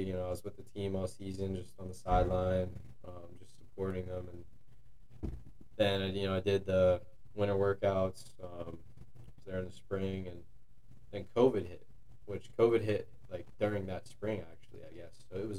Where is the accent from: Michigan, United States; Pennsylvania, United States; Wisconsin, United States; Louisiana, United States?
Pennsylvania, United States; near Juniata College; I'm a senior here from Mashana Valley High School. It's about 45 minutes from Juniata out of college, so it's pretty local for me.